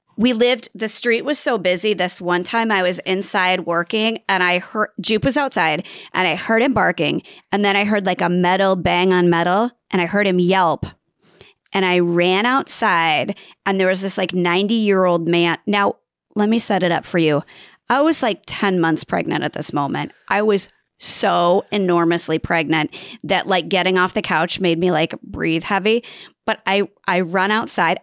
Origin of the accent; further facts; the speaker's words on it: Nebraska, United States; I'm from Nebraska